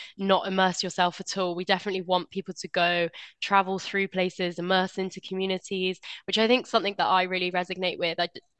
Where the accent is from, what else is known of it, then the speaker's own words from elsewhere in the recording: Bristol, South West England, United Kingdom; I'm from Bristol and I love the city.